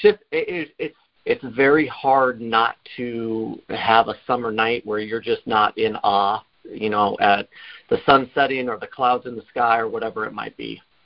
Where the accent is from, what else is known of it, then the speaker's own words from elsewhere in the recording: Oregon, United States; moved away as an adult; now in Bellingham, United States; I'm originally from Oregon. I came up here on a on a football scholarship